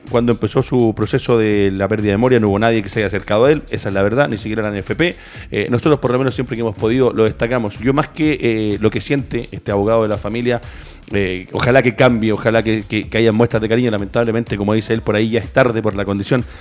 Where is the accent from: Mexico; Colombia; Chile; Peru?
Chile